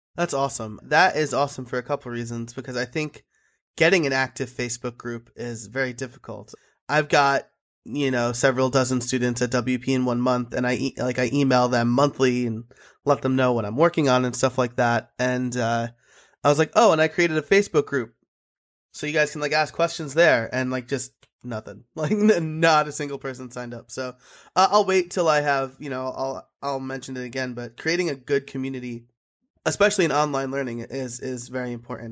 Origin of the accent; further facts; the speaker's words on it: New York, United States; I'm an Italian from New York